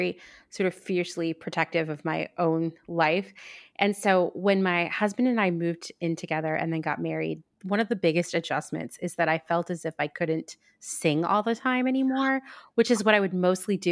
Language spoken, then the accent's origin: English; Pennsylvania, United States; I grew up in Pennsylvania where it was a law that you had to take home ec